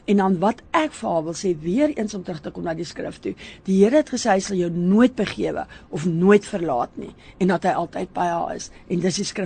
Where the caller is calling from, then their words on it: Bayview, South Africa; Goeiemôre … Ek's van Bayview se area.